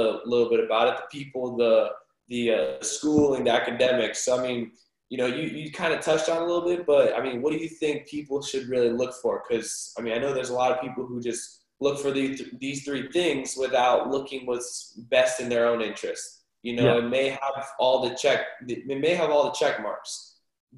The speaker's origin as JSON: {"language": "English", "region": "California", "country": "United States", "also_born_or_lived": "Iowa", "moved": "as an adult", "said": "we're from California"}